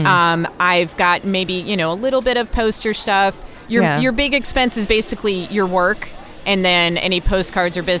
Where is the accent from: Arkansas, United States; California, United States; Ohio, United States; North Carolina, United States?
North Carolina, United States; I grew up in North Carolina